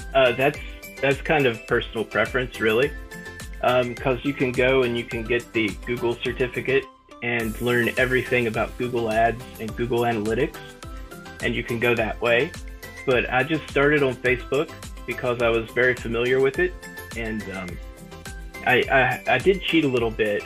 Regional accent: West Virginia, United States; I grew up in a small town in the backwoods of West Virginia

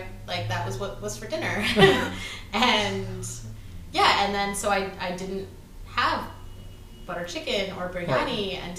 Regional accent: Surrey, British Columbia, Canada; also born or lived in Richmond, British Columbia; I grew up in Surrey. And I wasn't the right kind of brown to be to fit in there.

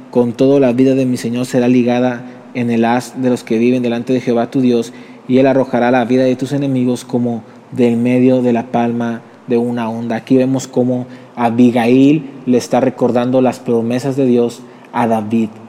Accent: Mexico; perdónanos, perdónanos, yo mismo soy mexicano, perdónanos.

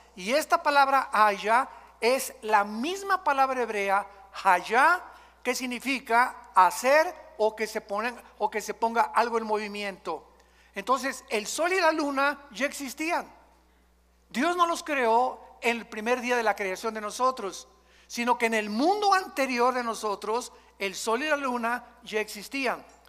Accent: Mexico; todos nosotros venimos de la religión popular, de aquí en México

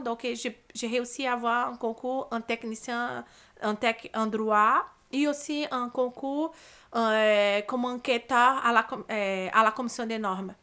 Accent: Brazil; French is a second language; moved away as an adult; now in Montreal, Canada; j'ai eu une belle enfance au Brésil, euh, une belle adolescence aussi

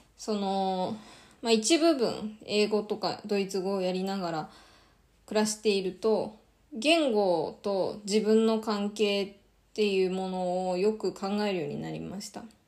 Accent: Japan; first language Japanese; 両親も日本人で、バリバリの日本で、あの、育ちました

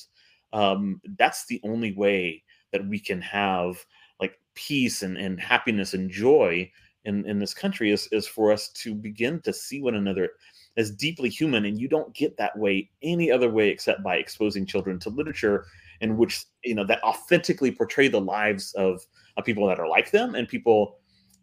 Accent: United States; I grew up with some, you know, a couple of Dominican families here in the Valley

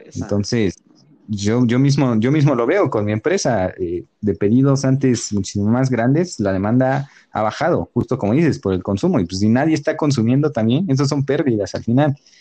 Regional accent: Mexico; como mexicanos

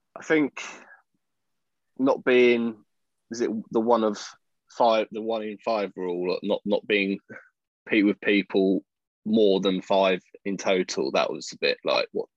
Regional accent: Chelmsford, East of England, United Kingdom; moved away; i was born in Chelmsford, Essex.

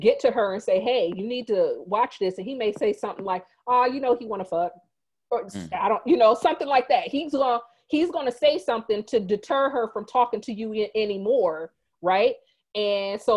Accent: Fort Wayne, Indiana, United States; moved away; Fort Wayne, where I'm from

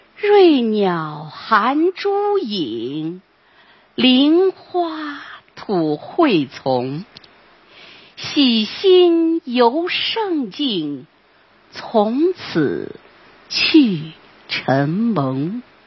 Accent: Lanzhou, Gansu, China; 我们兰州人都在黄河边可以见到

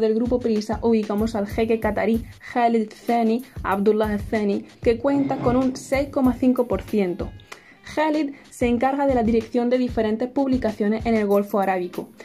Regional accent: Spain; nací en España y mis orígenes son de Marruecos

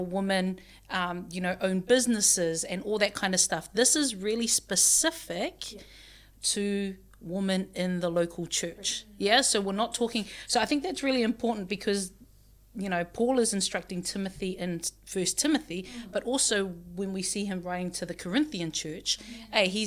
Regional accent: Auckland, New Zealand; also born or lived in Samoa / Otago; I grew up Presbyterian, out in a church out in West Auckland

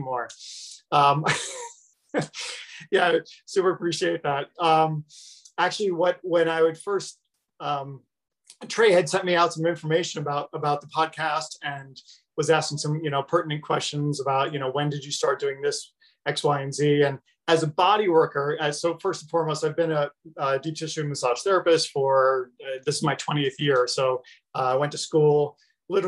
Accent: Long Island / Westchester County, New York, United States; moved away as an adult; also born or lived in Northern Arizona; I was lucky enough to grow up in a really affluent area in Northern Westchester County in New York. We moved from Long Island when I was 13

